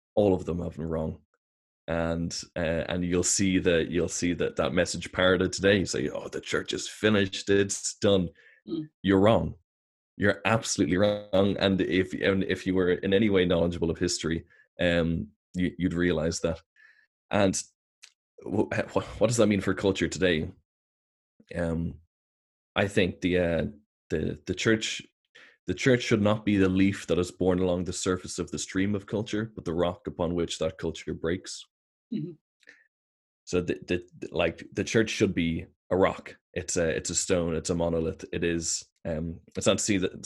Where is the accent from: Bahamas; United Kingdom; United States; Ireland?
Ireland; we're Irish, we're European, we're Westerners